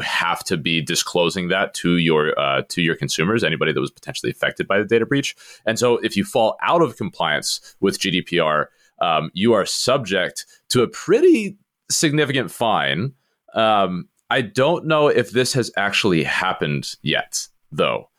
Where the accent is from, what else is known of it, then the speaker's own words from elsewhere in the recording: United States; as an American